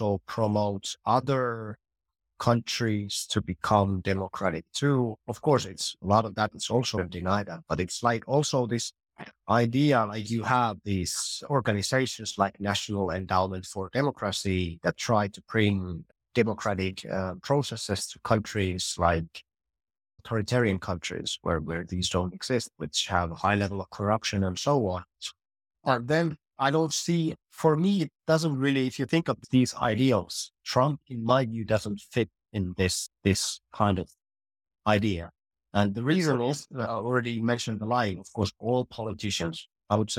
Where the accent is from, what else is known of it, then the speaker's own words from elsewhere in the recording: Finland; And I'm from Finland